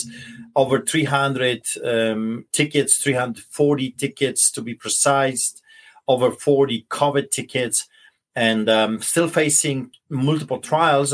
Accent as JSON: {"language": "English", "country": "Poland", "tie": "born or raised there", "moved": "yes", "lives_now": "Canada", "said": "I grew up in Poland, a center of Europe, between the Germany and Russia and then Czechoslovakia."}